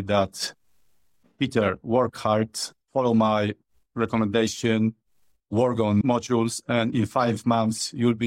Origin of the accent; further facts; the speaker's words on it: Poland; English is a second language; I was born, raised, and still live in Poland.